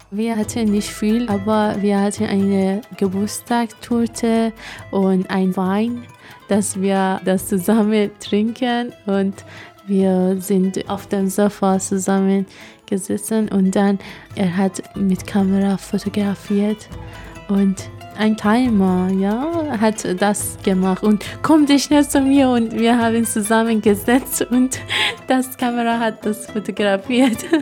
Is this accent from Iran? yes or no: yes; Iran; German is a second language; moved away as an adult; now in Germany; Iran, wo ich groß geworden bin